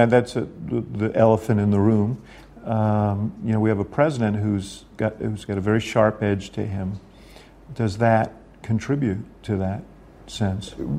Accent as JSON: {"language": "English", "region": "New York", "country": "United States", "tie": "born or raised there"}